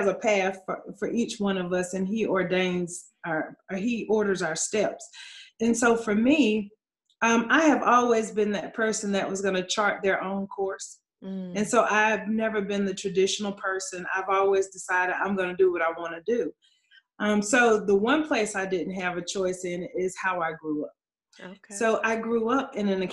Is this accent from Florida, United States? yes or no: no; Atlanta, Georgia, United States; now in Charlotte, United States; I grew up in Atlanta, Georgia, Southwest ATL. So I did grow up in Fulton County. And right now I live in Charlotte, North Carolina